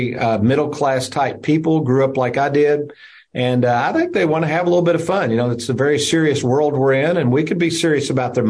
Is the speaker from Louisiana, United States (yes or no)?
no; Lexington, Kentucky, United States; also born or lived in Bowling Green, Kentucky; an office in Lexington, Kentucky, my hometown.